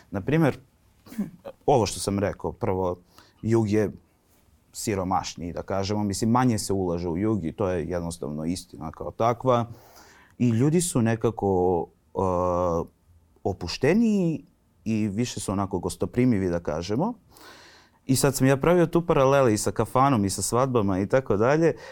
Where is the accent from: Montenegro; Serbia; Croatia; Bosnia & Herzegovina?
Serbia; Vranjska Banja, Pčinja District; moved away as an adult; now in Belgrade, Serbia; e u Vranju sam, u Vranjskoj banji, ja sam zapravo iz Vranjske banje što je odmah pored Vranja.